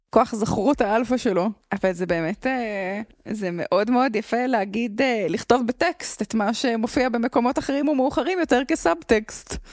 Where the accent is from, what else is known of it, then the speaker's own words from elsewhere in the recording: Jerusalem, Jerusalem District, Israel; אני, אה, במקור מירושלים